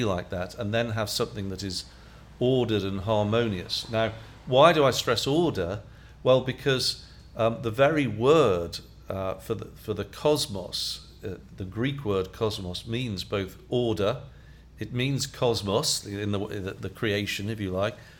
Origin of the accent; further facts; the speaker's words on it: United Kingdom; I'm British, so I'm from Europe